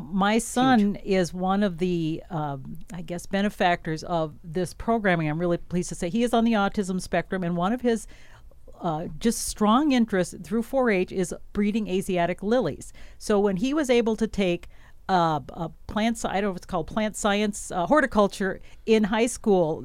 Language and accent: English; Wisconsin, United States; moved away; I'm from Wisconsin, a big dairy farm there